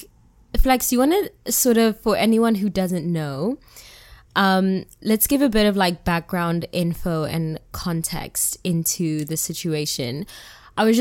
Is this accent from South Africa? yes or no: yes; South Africa; now in New York, United States; I am your South African living in New York, favorite African auntie